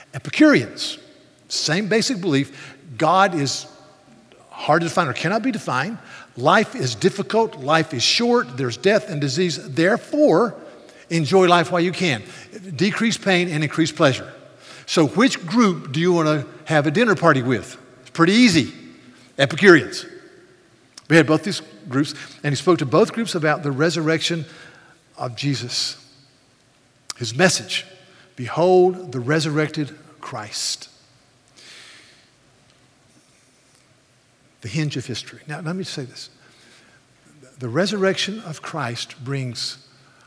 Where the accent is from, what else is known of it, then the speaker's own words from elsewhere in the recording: United States; I'm American